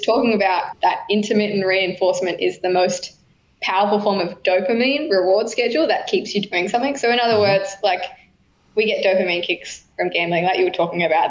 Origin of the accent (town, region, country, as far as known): New South Wales, Australia; born or raised there; now in Queensland, Australia